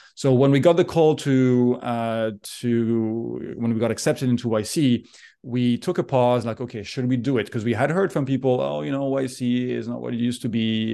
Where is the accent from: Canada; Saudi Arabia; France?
France; moved away as an adult; also born or lived in Geneva, Switzerland; now in United States; I'm originally from France. I grew up there, went to school there.